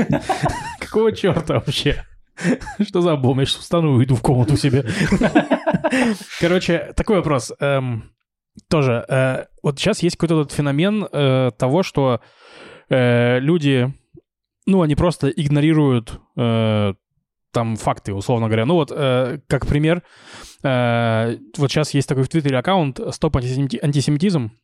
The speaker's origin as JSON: {"language": "Russian", "town": "Novosibirsk", "region": "Novosibirsk Oblast", "country": "Russia", "tie": "born or raised there", "moved": "as an adult", "lives_now": "Israel", "said": "приезжал в родной Новосибирск"}